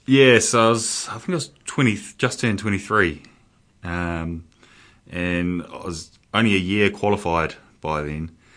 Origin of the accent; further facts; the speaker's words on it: Porirua, Wellington, New Zealand; brought up in Porirua